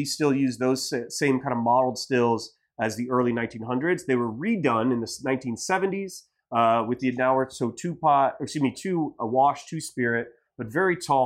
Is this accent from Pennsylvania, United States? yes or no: no; Ohio, United States; now in Los Angeles, United States; I'm from Ohio